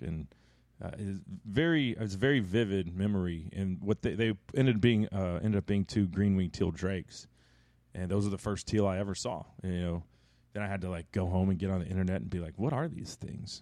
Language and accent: English; Dallas, Texas, United States; also born or lived in Texarkana, Texas; I'm from Dallas